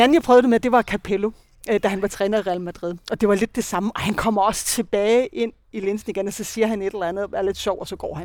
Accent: Denmark; also born or lived in Copenhagen, Denmark; now in Spain; Jeg kommer godt nok fra Jylland

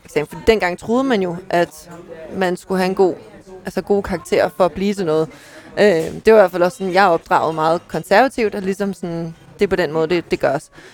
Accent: Ballerup, Capital Region of Denmark, Denmark; also born or lived in Klampenborg; jeg er, er født og opvokset i Ballerup

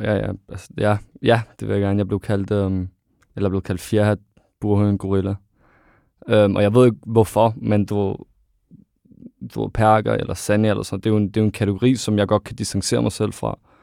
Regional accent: Ishøj, Capital Region of Denmark, Denmark; now in Greve, Denmark; Jeg er født og opvokset i Ishøj, og så flytter til Greve

